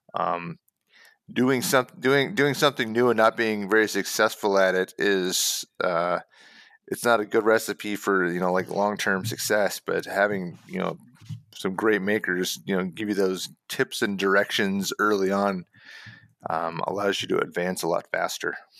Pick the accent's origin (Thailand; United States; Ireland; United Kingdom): United States; I'm an American